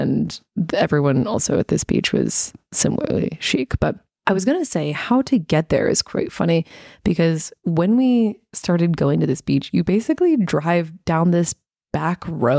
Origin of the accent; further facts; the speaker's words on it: United States; now in Australia; And so, and I'm American. And so when we travel, we're traveling Americans while we live in Australia.